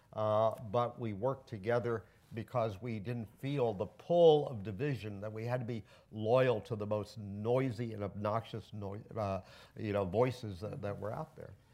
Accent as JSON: {"language": "English", "town": "Cleveland", "region": "Ohio", "country": "United States", "tie": "born or raised there", "moved": "yes", "lives_now": "Washington, D.C., United States", "said": "I'm from Cleveland. I was born here and my parents were born here and I'm glad to be home."}